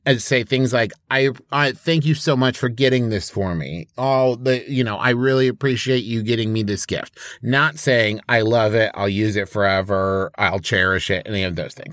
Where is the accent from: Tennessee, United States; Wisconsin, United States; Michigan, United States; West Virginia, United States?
West Virginia, United States; Huntington; moved away; my hometown of Huntington, West Virginia